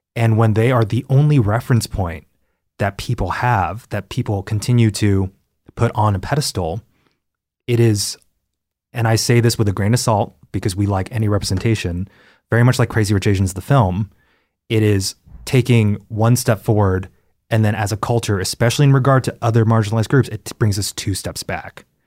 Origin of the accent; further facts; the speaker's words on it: Texas, United States; now in Los Angeles, United States; growing up in Texas